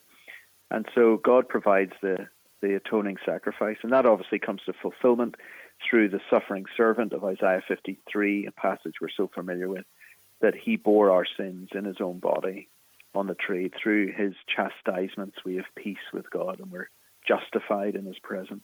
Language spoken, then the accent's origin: English; Belfast, Northern Ireland, United Kingdom; accent: Irish; moved away as an adult; now in Philadelphia, United States; I'm from Belfast in the north of Ireland, in Northern Ireland